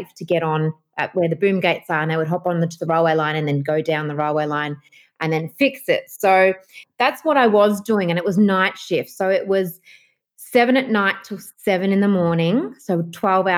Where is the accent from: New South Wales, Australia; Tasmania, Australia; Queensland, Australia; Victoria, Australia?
Victoria, Australia; Melbourne; I'm from Melbourne, Australia.